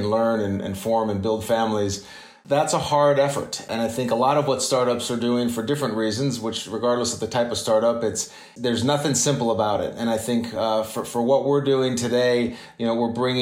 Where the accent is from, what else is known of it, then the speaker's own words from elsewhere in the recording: Tucson, Arizona, United States; moved away as an adult; also born or lived in Paraguay; I grew up in Tucson, Arizona, and of parents of Peace Corps staff.